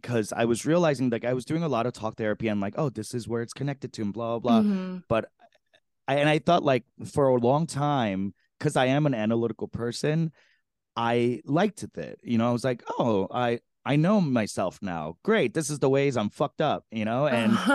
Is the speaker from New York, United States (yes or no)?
yes; New York City, New York, United States; I grew up in Flushing, Queens